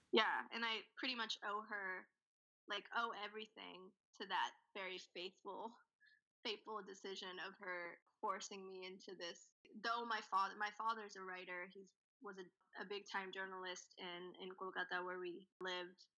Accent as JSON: {"language": "English", "town": "Nashville", "region": "Tennessee", "country": "United States", "tie": "born or raised there", "also_born_or_lived": "India", "said": "we moved from India straight to Nashville when I was six years old, mm and I'd kind of been there ever since, all through college"}